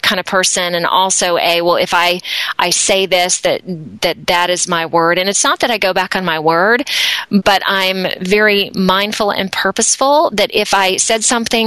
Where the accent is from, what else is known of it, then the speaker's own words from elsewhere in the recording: Deep South, United States; also born or lived in Atlanta, Georgia; now in Akron, United States; as a child, I grew up in the Deep South in the States